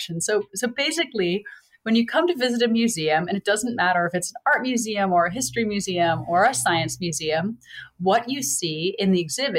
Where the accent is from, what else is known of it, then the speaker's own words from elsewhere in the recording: Boston, Massachusetts, United States; moved away as an adult; also born or lived in North Carolina; I grew up in Boston, moved to North Carolina for school